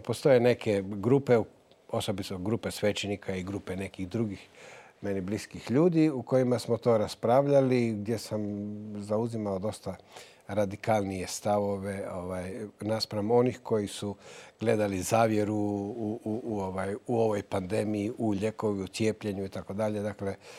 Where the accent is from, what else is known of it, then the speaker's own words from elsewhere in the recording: Novalja, Lika-Senj County, Croatia; ja vraćam dug mome rodnom gradu, mome rodnom mjestu. Zapravo, ne radi se samo o novalji